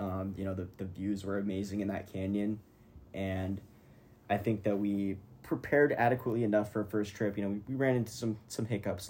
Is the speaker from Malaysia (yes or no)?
no; Arizona, United States; born and raised here in sunny Arizona.